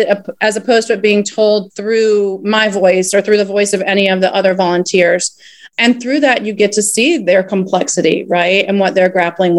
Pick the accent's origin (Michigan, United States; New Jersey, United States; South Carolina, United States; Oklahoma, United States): South Carolina, United States; moved away as an adult; also born or lived in Puerto Rico / Mexico; I grew up in South Carolina